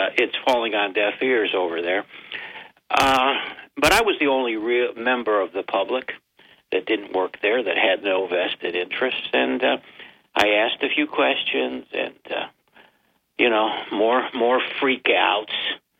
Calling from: Binghamton, New York, United States

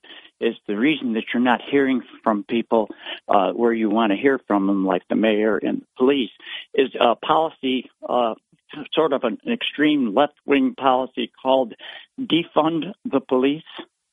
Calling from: Binghamton, New York, United States; It's … from Binghamton.

